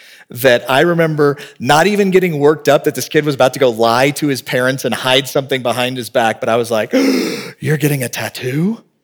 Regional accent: the South, United States; I grew up in the South, I remember I talked with a kid at my church

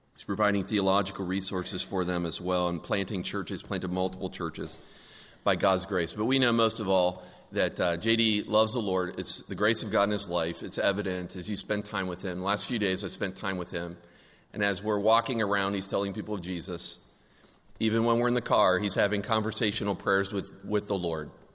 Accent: Clymer, Pennsylvania, United States; We grew up together in Clymer, Pennsylvania

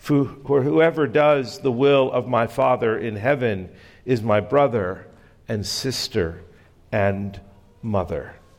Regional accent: Texas, United States; I'm from Texas.

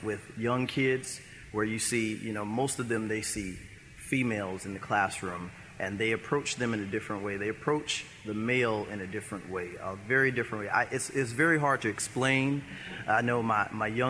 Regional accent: Sumter, South Carolina, United States; I was born and raised in Sumter, South Carolina

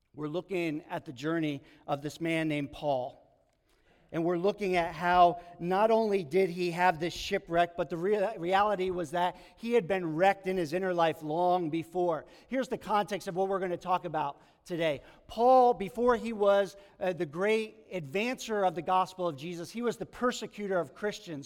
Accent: New York, United States; moved away as an adult; also born or lived in Long Island / Bodega Bay; I grew up in New York, childhood, kind of went to college in Long Island

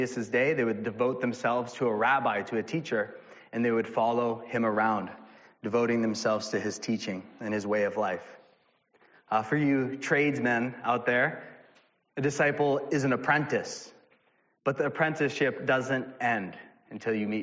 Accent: United States; also born or lived in New England; we face as American Christians

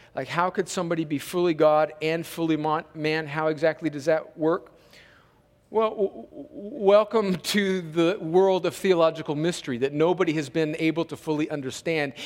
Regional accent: Southern California, United States; growing up in Southern California in a sort of hippie culture

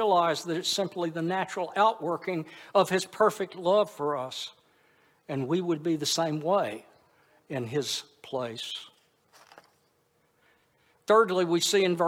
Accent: Monroe, Louisiana, United States; now in Houston, United States; I moved back to my hometown of Monroe, Louisiana

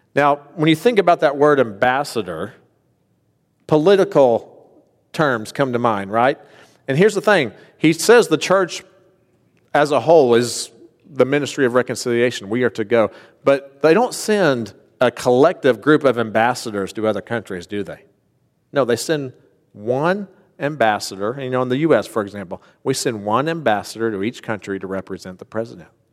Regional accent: Boonville, Indiana, United States; moved away as an adult; also born or lived in Knoxville, Tennessee; I grew up in Boonville

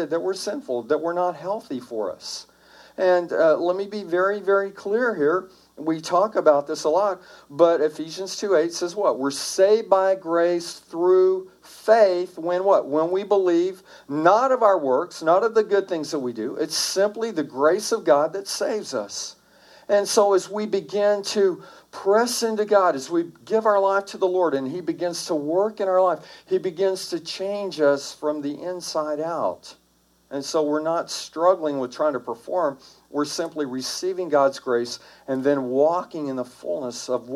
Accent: Corpus Christi, Texas, United States; I was born in Corpus Christi

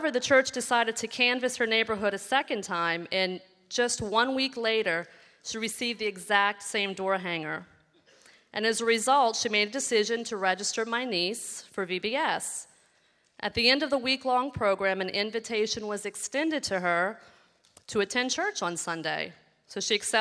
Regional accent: New Orleans, Louisiana, United States; I grew up in New Orleans, where I was raised in an average middle-class

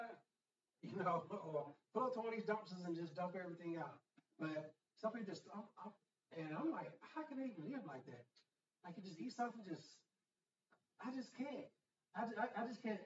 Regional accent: Tuskegee, Alabama, United States; it was Tuskegee Institute back then in my hometown, which is now Tuskegee University

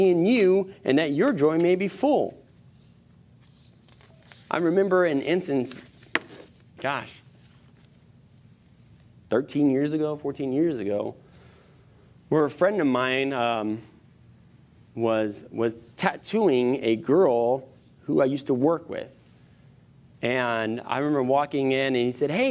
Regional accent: United States; growing up in America

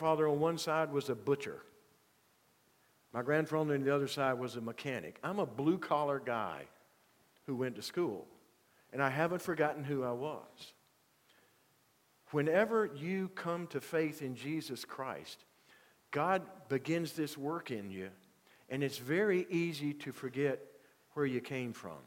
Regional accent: Union, South Carolina, United States; first language English; moved away; I go back to Union to fill in for someone, to, you know, to preach at a church there in my hometown

